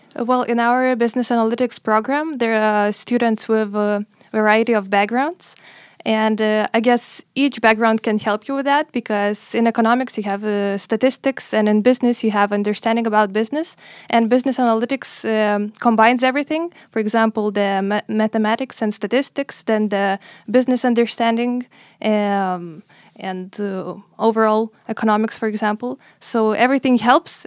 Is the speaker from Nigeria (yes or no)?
no; Lithuania; moved away as an adult; I'm also twenty-four, and, uh, I'm from Lithuania